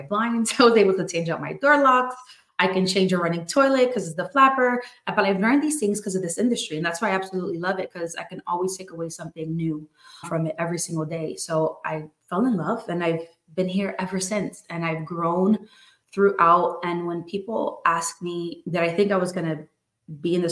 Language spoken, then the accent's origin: English; New Jersey, United States; now in Florida, United States; born and raised in New Jersey, moved over to Florida to get away from the cold